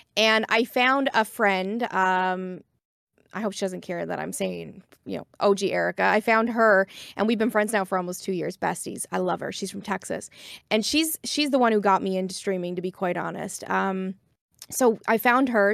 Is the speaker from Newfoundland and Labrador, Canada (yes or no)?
yes; Corner Brook, Newfoundland and Labrador, Canada; I'm uh, from Corner Brook, Newfoundland and Labrador, but I was raised here on the East Coast